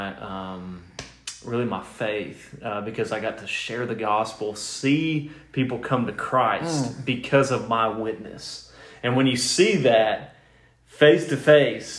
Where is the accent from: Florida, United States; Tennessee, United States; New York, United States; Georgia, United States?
Tennessee, United States; Cleveland; moved away; I'm from Cleveland, Tennessee originally